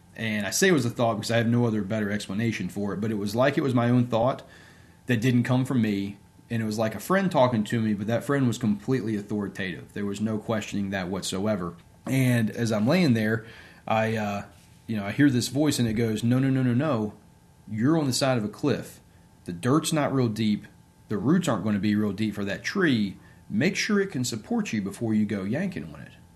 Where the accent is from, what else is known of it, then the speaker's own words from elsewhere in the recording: Bridgewater, Virginia, United States; also born or lived in Norfolk, Virginia / Williamsburg, Virginia; now in Richmond, United States; I was born and raised in Bridgewater, Virginia.